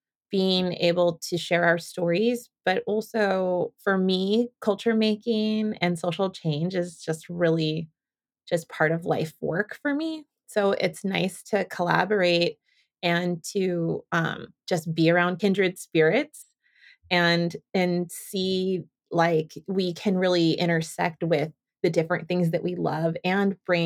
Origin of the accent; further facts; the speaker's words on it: San Francisco, California, United States; also born or lived in Carpinteria, California / Santa Barbara, California; now in Portland, United States; I'm from San Francisco. I was born and raised there, and also raised a little bit in a small beach town in Southern California called Carpinteria